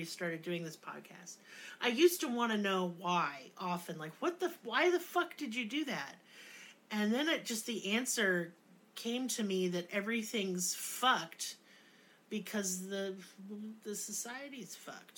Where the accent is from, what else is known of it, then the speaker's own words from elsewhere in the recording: Tulsa, Oklahoma, United States; I come from Tulsa